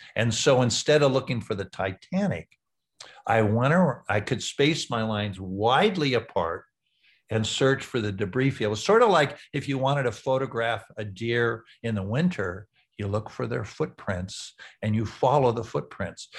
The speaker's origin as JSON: {"language": "English", "town": "San Diego", "region": "California", "country": "United States", "tie": "born or raised there", "also_born_or_lived": "Wichita, Kansas", "said": "I was in San Diego"}